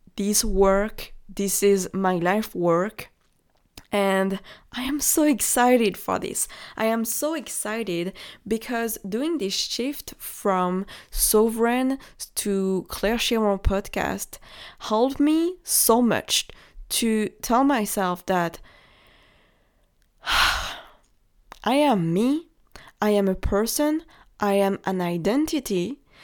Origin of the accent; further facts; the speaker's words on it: France; accent: French; English is a second language; I am French. Maybe you can hear it from my accent.